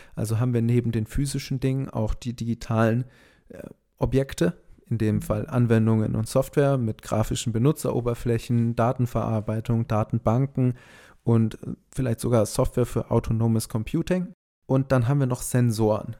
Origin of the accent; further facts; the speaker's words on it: Augsburg, Bavaria, Germany; Wir kommen aus Augsburg, da gibt es KUKA